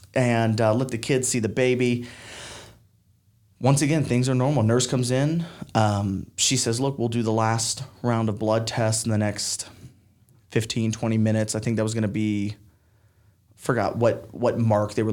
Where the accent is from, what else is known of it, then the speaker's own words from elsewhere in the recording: LeBeau, Louisiana, United States; We are from LeBeau, north of Opelousas